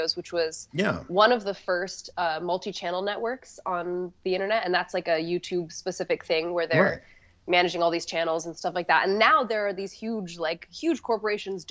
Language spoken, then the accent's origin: English; Hawaii, United States; moved away; Hawaii. Yeah, I grew up in Hawaii